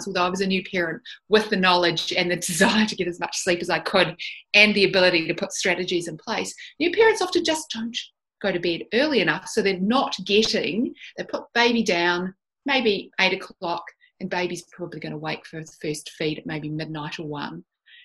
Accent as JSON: {"language": "English", "town": "Christchurch", "region": "Canterbury", "country": "New Zealand", "tie": "born or raised there", "also_born_or_lived": "Dunedin, New Zealand", "moved": "as an adult", "lives_now": "Australia", "said": "I'm actually a New Zealander. I didn't grow up in Australia. I live here now, but I was born and bred in New Zealand"}